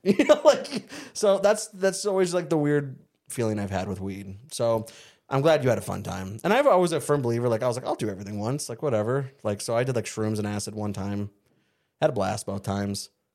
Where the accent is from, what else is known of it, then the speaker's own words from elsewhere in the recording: Surprise, Arizona, United States; also born or lived in El Mirage, Arizona; where I grew up in Surprise and El Mirage